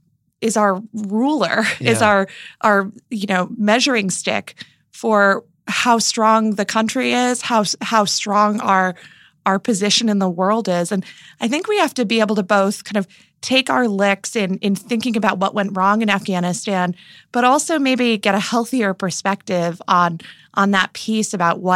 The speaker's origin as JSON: {"language": "English", "country": "United States", "said": "I personally feel both very patriotic as an American and also like I have a massive, massive problem with American exceptionalism in its current form."}